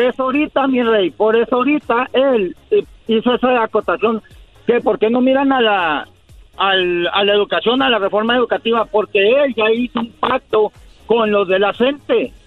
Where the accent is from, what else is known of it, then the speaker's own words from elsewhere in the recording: Mexico; Yo vivo en México, yo soy mexicano, yo soy de México. Toda mi vida he vivido ahí.